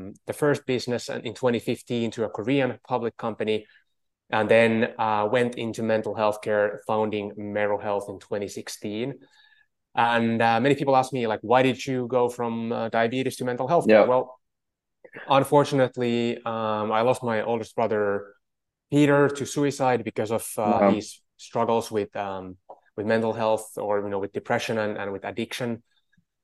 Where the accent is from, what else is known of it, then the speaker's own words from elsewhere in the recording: Finland; moved away; I'm from Finland originally